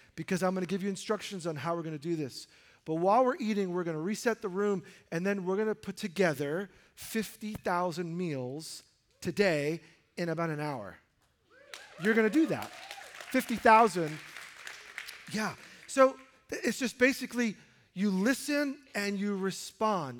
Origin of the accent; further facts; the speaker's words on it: New York City, New York, United States; as a high schooler growing up in New York City